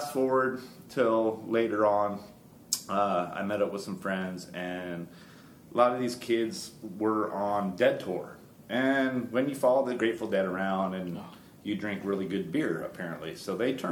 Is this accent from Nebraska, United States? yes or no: no; Florida, United States; now in Knoxville, United States; I grew up in Florida.